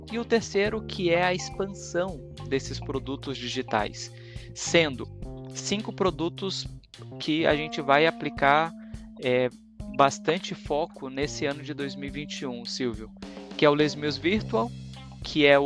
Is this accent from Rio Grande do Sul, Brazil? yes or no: yes; Caxias do Sul, Rio Grande do Sul, Brazil; now in São Paulo, Brazil; Gosto muito de Curitiba, mas eu sou gaúcho, né? Eu sou de Porto Alegre, de Caxias do Sul, com carreira em Porto Alegre.